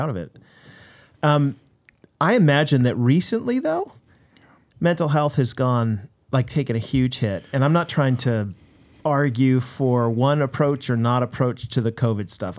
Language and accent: English; United States; now in Canada; as an American